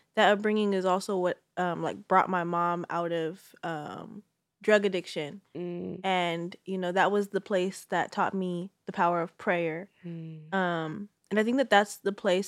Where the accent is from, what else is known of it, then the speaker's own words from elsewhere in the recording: Bay Area, California, United States; I'm a Bay Area native